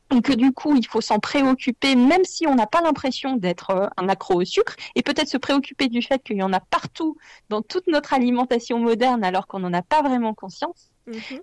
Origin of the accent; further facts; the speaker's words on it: Lyon, Auvergne-Rhône-Alpes, France; je suis lyonnaise